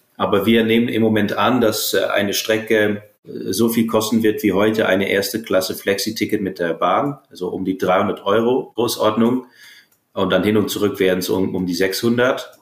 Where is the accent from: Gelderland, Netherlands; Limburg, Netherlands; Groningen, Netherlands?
Groningen, Netherlands; moved away; in meiner Heimat, in den Niederlanden, in Groningen